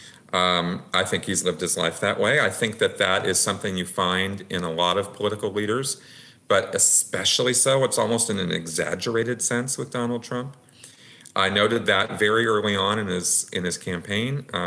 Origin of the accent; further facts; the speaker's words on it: United States; I'm an American. I've always been an American